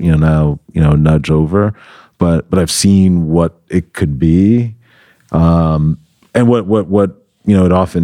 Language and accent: English; New York City, New York, United States; moved away as an adult; now in Los Angeles, United States; I'm from New York originally, from the Bronx, New York, the boogie down Bronx.